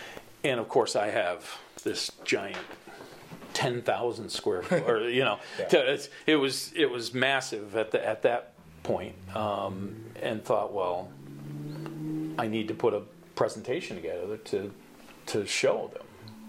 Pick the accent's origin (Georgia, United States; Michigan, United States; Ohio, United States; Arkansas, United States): Michigan, United States; Alpena; moved away as an adult; So I was born and raised here in Alpena. I grew up a block away from Bingham School. My parents still live there.